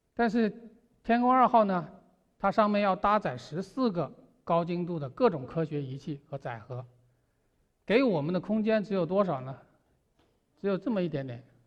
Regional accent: China; 我们中国人

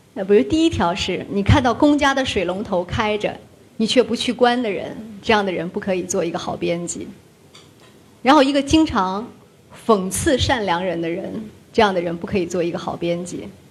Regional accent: Shanxi, China; moved away; 一个生于一九七六年的人，在山西的一个环境里面

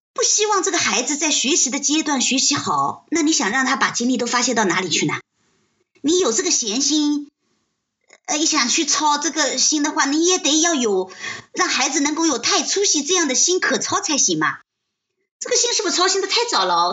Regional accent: China; 我们中国人

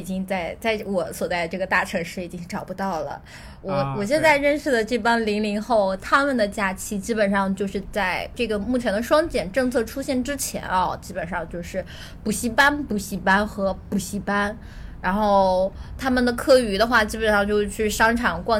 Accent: China; 我我小时候甚至不知道梦龙、可爱多，因为我们在我小时候在一个小县城里，就这种东西都是没有的。然后到后来，我刚到上海的时候

